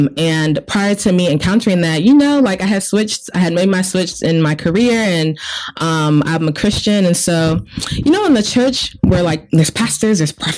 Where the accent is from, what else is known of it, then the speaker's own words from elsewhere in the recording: Nigeria; now in United States; I am Nigerian.